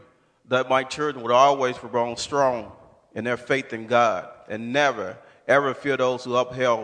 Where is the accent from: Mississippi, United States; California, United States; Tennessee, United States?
Mississippi, United States; Shelby; now in Indiana, United States; I was born and raised in Shelby, Mississippi. Supposedly the most segregated, one of the most segregated and racist places in America. Until I moved to Indiana, I had never experienced any form of racism.